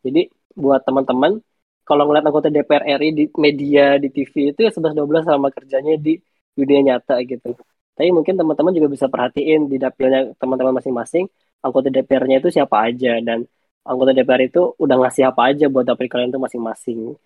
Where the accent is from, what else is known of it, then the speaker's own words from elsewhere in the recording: Bogor, West Java, Indonesia; aku asalnya dari Bogor